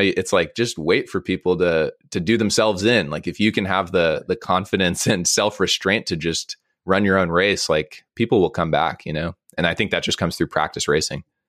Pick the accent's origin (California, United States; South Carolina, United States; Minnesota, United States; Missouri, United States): California, United States; Monterey; I grew up in Monterey, so I grew up going to the aquarium like uh, as a child.